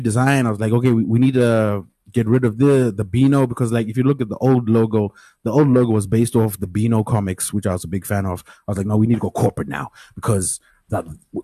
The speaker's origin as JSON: {"language": "English", "town": "Mutare", "region": "Manicaland", "country": "Zimbabwe", "said": "I'm from Mutare. Mutare is a small town. Everyone kind of knows everyone"}